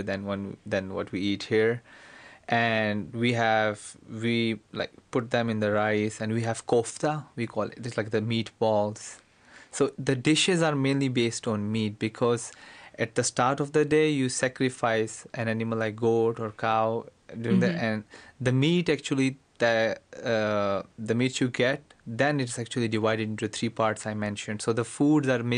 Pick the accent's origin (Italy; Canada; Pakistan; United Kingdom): Pakistan; now in United States; I'm from Pakistan.